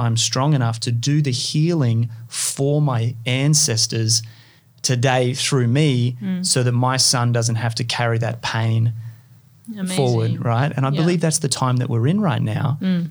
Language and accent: English; Far North Queensland, Australia; also born or lived in California; I grew up in Far North Queensland, so I grew up with a lot of Indigenous people.